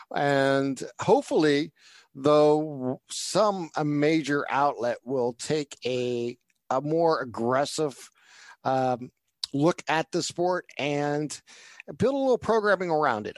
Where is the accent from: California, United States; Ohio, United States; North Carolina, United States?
Ohio, United States; Northeast; being a Northeast Ohio guy